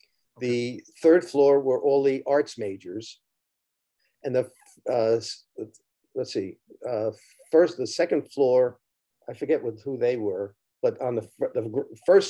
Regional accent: Mount Vernon, New York, United States; also born or lived in Texas; I was born in Texas. We moved back when I was about 2 years old, and my family was in Mount Vernon, New York.

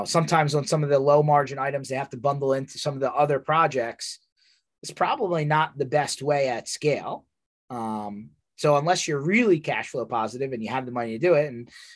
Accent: Philadelphia area, Pennsylvania, United States; I'm from Philly area

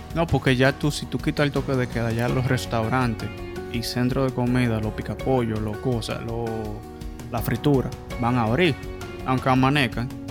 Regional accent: Dominican Republic; como dominicanos nos gusta el can

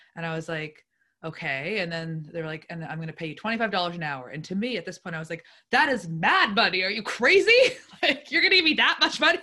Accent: Lunenburg, Nova Scotia, Canada; I grew up in the South Shore, um, Lunenburg specifically.

